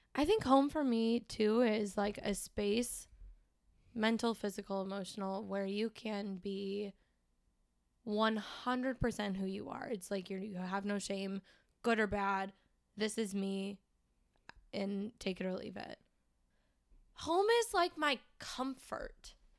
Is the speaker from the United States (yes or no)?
yes; St. Louis, Missouri, United States; I was born and raised in Saint Louis